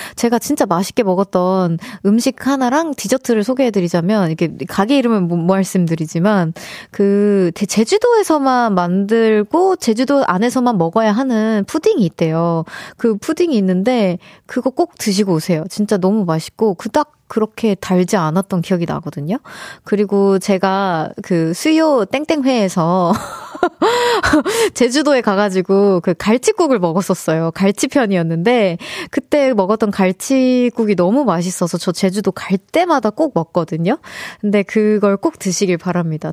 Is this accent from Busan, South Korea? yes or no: no; Seoul, South Korea; 저는 서울 사람입니다